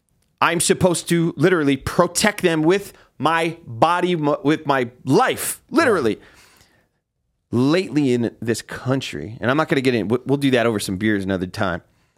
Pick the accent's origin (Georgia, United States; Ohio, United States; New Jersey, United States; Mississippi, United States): New Jersey, United States; But that's because I'm from Jersey.